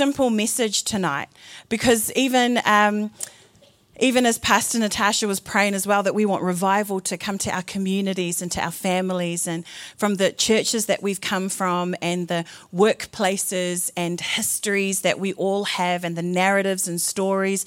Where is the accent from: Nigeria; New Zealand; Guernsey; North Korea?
New Zealand; I'm from New Zealand. My particular flavour of brown is Fijian.